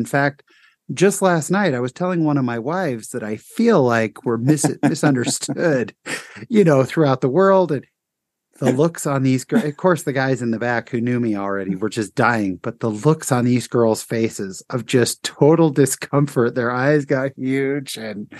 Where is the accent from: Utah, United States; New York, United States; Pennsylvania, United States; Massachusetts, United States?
Utah, United States; I'm from Utah.